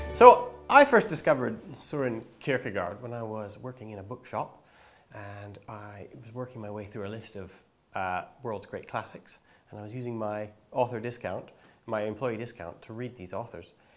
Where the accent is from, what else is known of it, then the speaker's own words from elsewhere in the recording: Canada; I grew up in Bible Belt, Canada